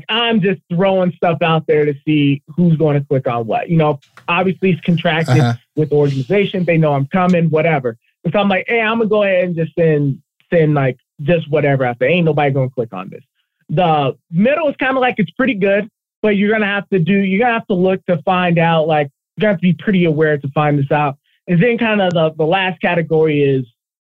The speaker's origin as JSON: {"language": "English", "region": "Colorado", "country": "United States", "tie": "born or raised there", "said": "I was born and raised in Colorado"}